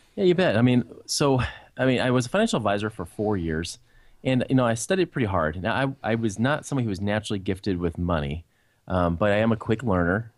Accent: Portland, Oregon, United States; I grew up in near Portland, Oregon. That's where I was originally raised.

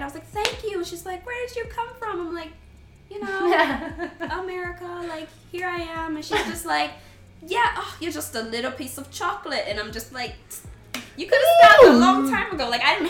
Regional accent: Ann Arbor, Michigan, United States; that's how we grew up in Ann Arbor.

